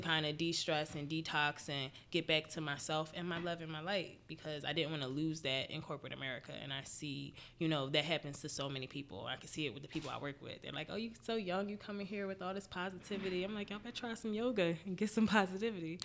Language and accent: English; Philadelphia, Pennsylvania, United States; I'm from Philly. I've been living here most of my life. I think we moved here when I was four